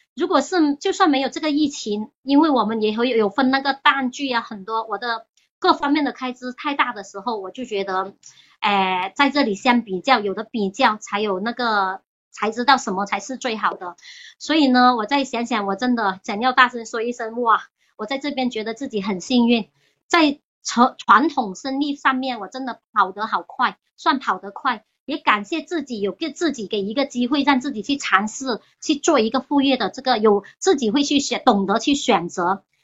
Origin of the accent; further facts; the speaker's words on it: Chaozhou, Guangdong, China; now in Hong Kong; 我家人是潮州人，我小时候在潮州